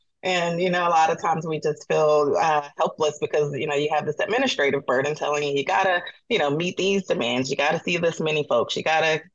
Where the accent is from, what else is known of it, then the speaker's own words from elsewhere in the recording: Atlanta, Georgia, United States; moved away; I'm from Atlanta originally